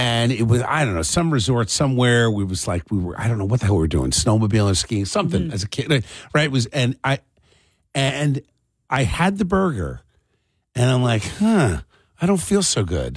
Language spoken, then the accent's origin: English; Cherry Hill, New Jersey, United States; also born or lived in Camden, New Jersey; I grew up in Cherry Hill. I was born in Camden